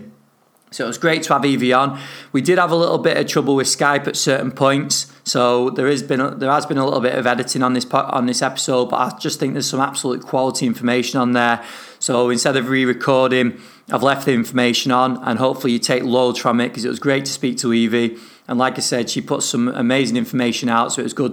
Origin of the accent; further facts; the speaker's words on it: northern England, United Kingdom; accent: northern; my northern accent